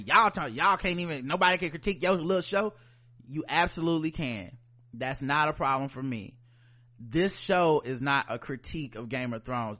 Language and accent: English; the South, United States; We are black people from the South.